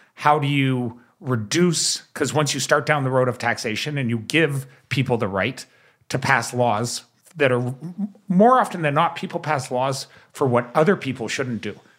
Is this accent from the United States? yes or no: no; Canada